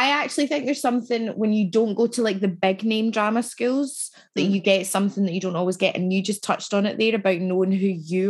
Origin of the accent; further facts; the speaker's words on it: Scotland, United Kingdom; It's not cringy. Again, that's being Scottish and being working class, yeah.